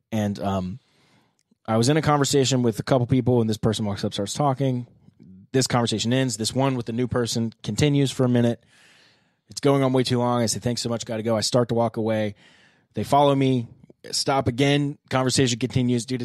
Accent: Vietnam; born there; So I was born back in Vietnam.

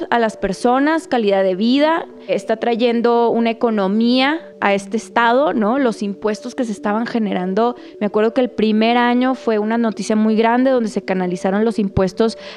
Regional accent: Chihuahua, Mexico; now in Mexico City, Mexico; soy de Chihuahua, vivo en la Ciudad de México

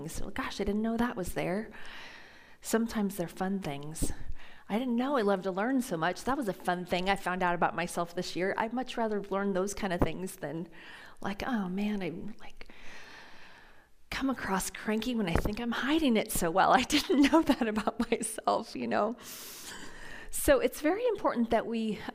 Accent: Phoenix, Arizona, United States; moved away; I grew up in Phoenix, Arizona

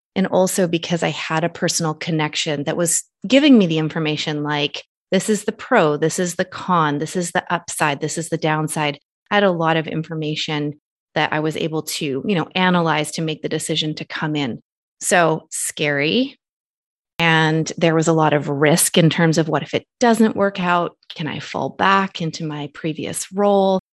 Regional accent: Canada; Nathan and I are originally from two separate countries. He's American citizen, I'm Canadian citizen.

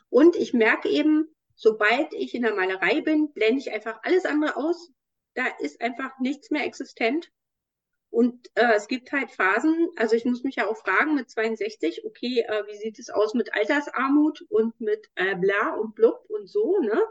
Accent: Berlin, Germany; in meiner Heimatstadt

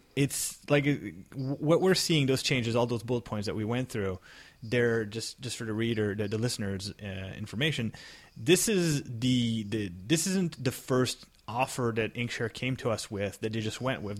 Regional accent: Canada; I'm Canadian

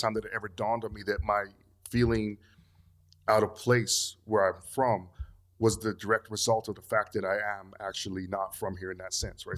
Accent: Canada; moved away as an adult; also born or lived in Togo (ancestry); now in Los Angeles, United States; I grew up in Canada

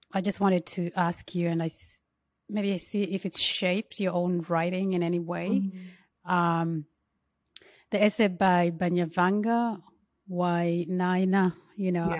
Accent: Uganda; I'm from Uganda

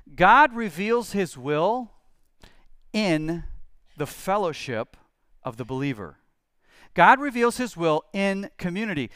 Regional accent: United States; as Christians, as American Christians especially

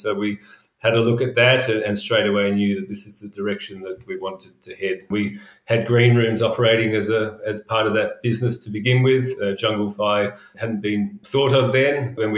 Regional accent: Adelaide, South Australia, Australia; moved away as an adult; also born or lived in London; now in Sydney, Australia; I grew up in Adelaide

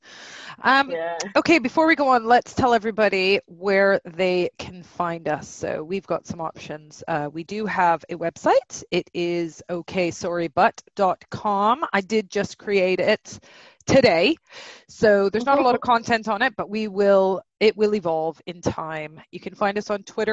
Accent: Vancouver, British Columbia, Canada; moved away as an adult; now in United Kingdom; I'm originally from Vancouver, British Columbia, Canada.

